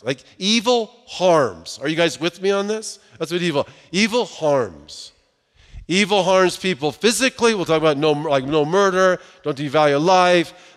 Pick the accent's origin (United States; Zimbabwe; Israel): United States; Southern California; I grew up in Southern California